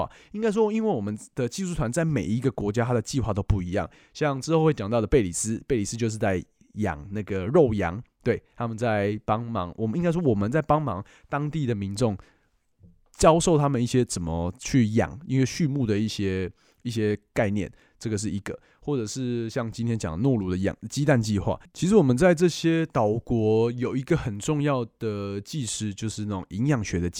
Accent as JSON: {"language": "Chinese", "country": "Taiwan", "said": "我是来自台湾"}